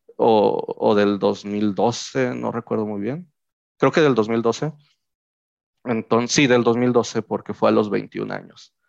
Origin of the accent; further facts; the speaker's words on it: Mexico; nosotros como mexicanos